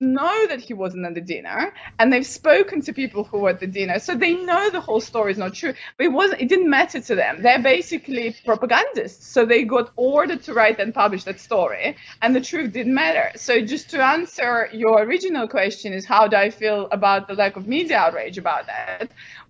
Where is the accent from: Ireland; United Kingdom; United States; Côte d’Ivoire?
United Kingdom; And obviously, I don't work for Russian intelligence. I'm a British academic.